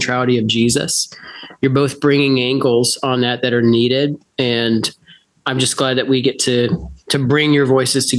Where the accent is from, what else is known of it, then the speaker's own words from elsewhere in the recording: United States; moved away as an adult; now in Canada; As an American who moved to Canada, I live in Canada